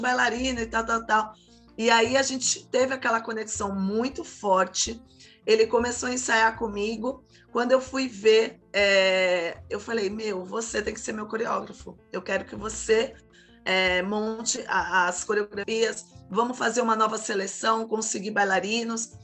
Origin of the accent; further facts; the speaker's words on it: Santos, São Paulo, Brazil; now in São Vicente, Brazil; moro atualmente na cidade de São Vicente, litoral de São Paulo, mas nasci em Santos